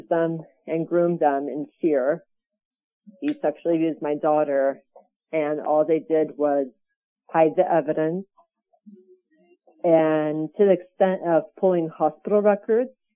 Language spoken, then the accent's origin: English; Burbank, California, United States; I am from Burbank, California.